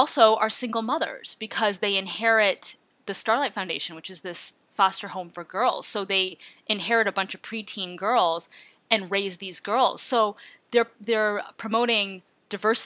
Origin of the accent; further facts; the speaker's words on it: Midwest, United States; I grew up in the Midwest